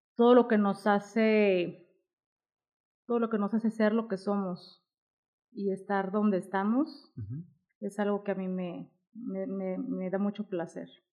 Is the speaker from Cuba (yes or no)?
no; Guadalajara, Jalisco, Mexico; yo soy de aquí de Guadalajara